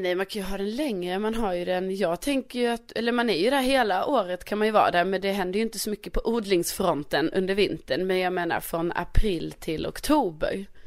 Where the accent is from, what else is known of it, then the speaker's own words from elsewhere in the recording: Skåne, Sweden; also born or lived in Värmland; jag är ju ändå från Skåne och vi råkar ju ha en egen flagga